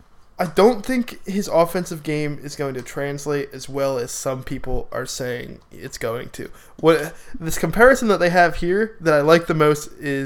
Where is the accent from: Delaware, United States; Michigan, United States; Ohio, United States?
Delaware, United States; I'm from Delaware.